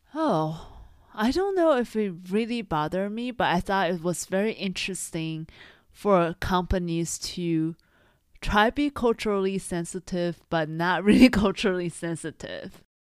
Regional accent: Taiwan; moved away; because I grew up in Taiwan, I, of course, have a Chinese name.

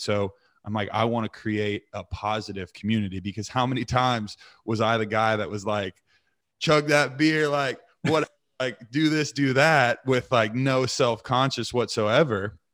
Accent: Eureka, Missouri, United States; also born or lived in Texas / Keller, Texas / Southlake, Texas; when we first moved to Missouri

